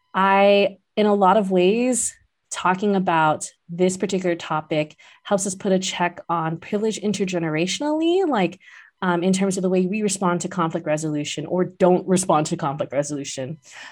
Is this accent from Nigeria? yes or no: no; Philippines; they came this far, I'm indebted to them, and they gave up so much that I sometimes feel stunted as a Filipino.